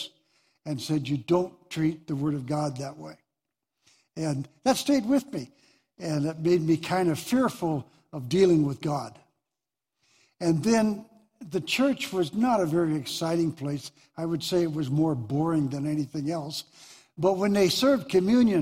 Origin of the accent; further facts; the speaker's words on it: Deer Lodge, Montana, United States; born and raised in Deer Lodge